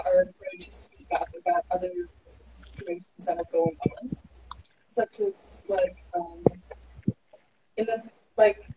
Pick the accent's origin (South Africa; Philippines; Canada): Philippines; I'm Filipino